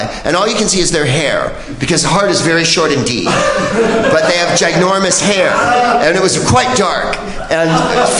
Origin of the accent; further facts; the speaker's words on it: San Francisco, California, United States; growing up in the Bay Area, and I'm from San Francisco, my beloved Bay Area.